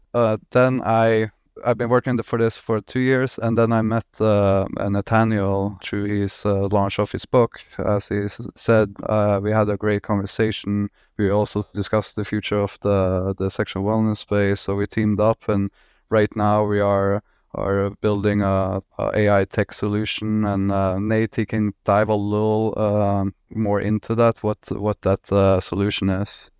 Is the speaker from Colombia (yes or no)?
no; Norway; moved away as an adult; now in Miami, United States; I'm originally from Norway